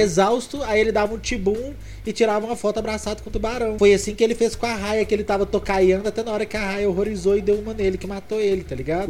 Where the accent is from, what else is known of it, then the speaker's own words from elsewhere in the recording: Minas Gerais, Brazil; eu sou mineiro